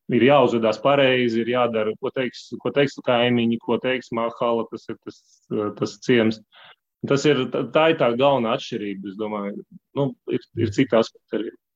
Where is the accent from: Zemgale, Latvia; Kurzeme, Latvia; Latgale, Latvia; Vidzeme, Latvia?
Vidzeme, Latvia; Valmiera; moved away as an adult; also born or lived in Spain / France / Russia; now in Belgium; Es esmu dzimis Valmierā. Nu jā, arī liela daļa laika pavadījis Valmierā.